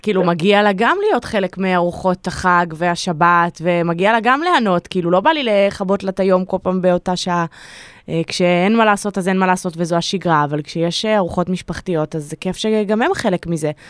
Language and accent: Hebrew; Safed, Northern District, Israel; וגם אני נולדתי שם, אני והאחים שלי